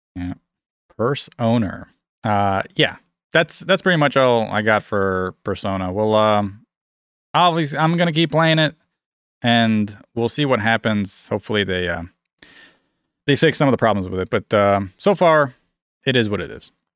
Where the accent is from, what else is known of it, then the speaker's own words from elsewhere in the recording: United States; I'm American